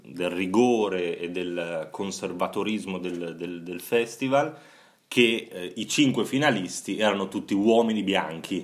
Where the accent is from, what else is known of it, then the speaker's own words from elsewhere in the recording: Bologna, Emilia-Romagna, Italy; io che sono bolognese